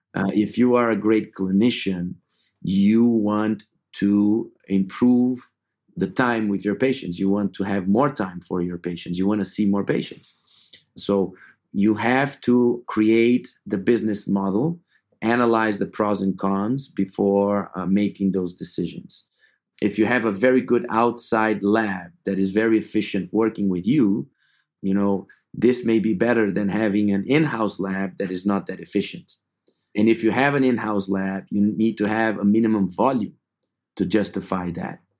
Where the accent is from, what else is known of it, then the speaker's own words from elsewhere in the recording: São Paulo, Brazil; moved away as an adult; also born or lived in Atlanta, United States / Madrid, Spain; I'm originally from Sao Paulo, Brazil, uh, where I was born and grew up